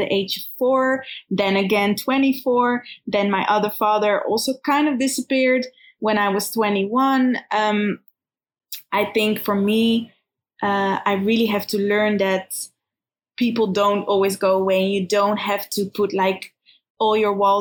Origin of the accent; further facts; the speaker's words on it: Netherlands; also born or lived in Kfar Saba, Israel / Berlin, Germany; now in Tel Aviv, Israel; In Holland, actually. Yeah. So we grew up in Holland.